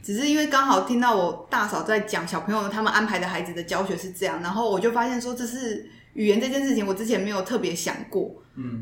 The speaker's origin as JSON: {"language": "Chinese", "country": "Taiwan", "accent": "Taiwanese Mandarin", "first_language": "Mandarin", "said": "真的是台湾国语啦"}